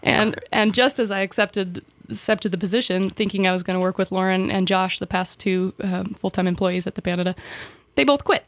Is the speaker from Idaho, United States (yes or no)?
yes; Sandpoint, Idaho, United States; I was born and raised here. Born, uh, grew up in town